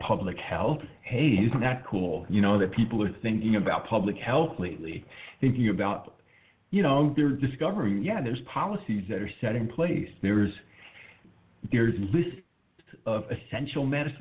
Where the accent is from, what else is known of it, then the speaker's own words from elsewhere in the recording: New York City, New York, United States; I grew up in the New York City area, and my mother worked in Manhattan